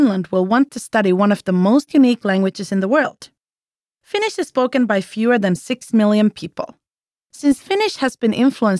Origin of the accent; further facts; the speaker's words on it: United Kingdom; I'm British.